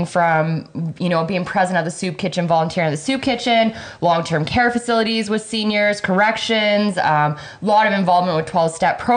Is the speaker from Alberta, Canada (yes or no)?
yes; Lethbridge, Alberta, Canada; Born and raised on the north side. I've been in this beautiful, amazing city of Lethbridge for my whole life